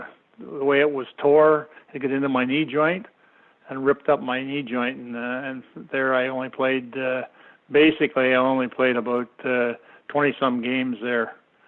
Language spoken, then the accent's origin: English; Beeton, Ontario, Canada; also born or lived in Sudbury, Ontario; I was born in Sudbury. My dad worked for the Sudbury Star, and he was up there just because he was a heck of a ball player. anyway, my mom didn't like it up there, so we moved down and come down to a little place called Beaton, which is just south of Barrie.